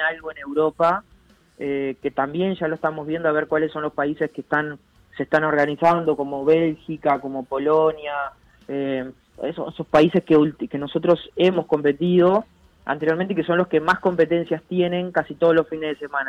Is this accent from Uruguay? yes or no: yes; Uruguay; atleta uruguayo